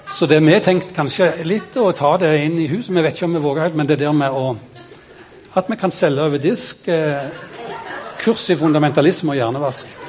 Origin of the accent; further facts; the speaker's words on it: Kvednaland, Rogaland, Norway; Jeg er født på Kvednaland